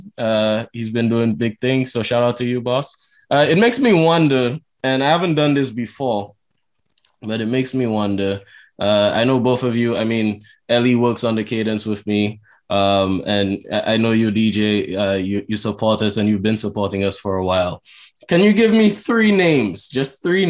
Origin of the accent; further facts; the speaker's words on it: St. Lucia; I'm from St. Lucia